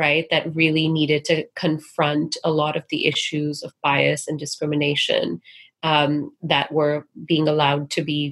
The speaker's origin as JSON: {"language": "English", "country": "Singapore", "tie": "born or raised there", "moved": "yes", "lives_now": "United States", "said": "growing up in Singapore"}